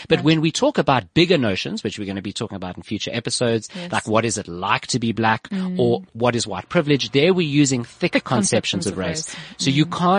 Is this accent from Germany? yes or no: no; South Africa; I'm born in South Africa.